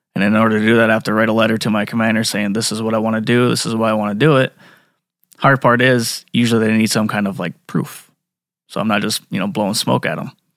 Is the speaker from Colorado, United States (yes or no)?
no; Flandreau, South Dakota, United States; I grew up in Flandreau